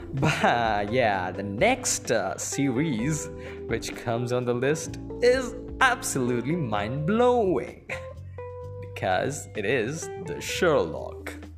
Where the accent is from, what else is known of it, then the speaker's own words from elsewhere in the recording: India; I am an Indian